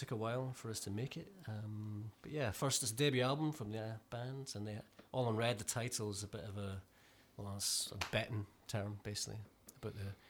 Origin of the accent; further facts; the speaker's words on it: Glasgow, Scotland, United Kingdom; I'm from Glasgow.